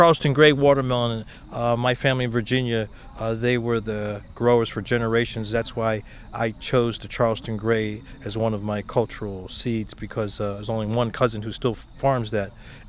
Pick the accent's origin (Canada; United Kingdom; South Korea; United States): South Korea; born there; I was born in Korea, and to connect with the Hongo-shu Korean pepper is pretty awesome.